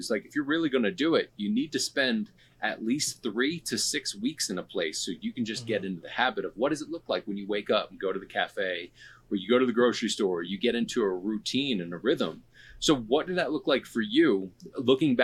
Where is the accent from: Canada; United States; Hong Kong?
United States; Delco, Pennsylvania; I'm from Delco